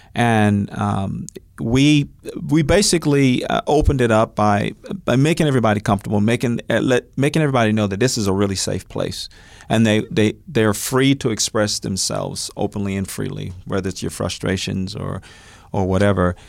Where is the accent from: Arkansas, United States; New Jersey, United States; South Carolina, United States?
Arkansas, United States; North Little Rock; now in Oklahoma City, United States; I was actually born in North Little Rock, Arkansas